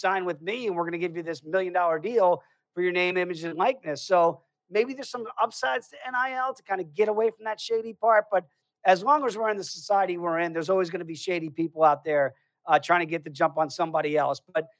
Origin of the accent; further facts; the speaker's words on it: United States; as an American.